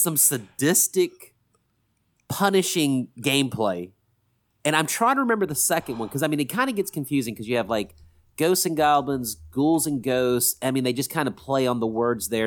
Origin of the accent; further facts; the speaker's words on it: Columbus, Mississippi, United States; also born or lived in Forest, Mississippi; we grew up in Columbus, Mississippi, which is a lot bigger than Forest, Mississippi, where we all went to high school together